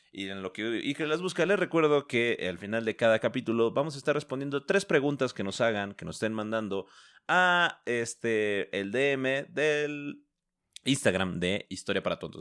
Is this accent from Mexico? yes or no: yes; Mexico; como somos mexicanos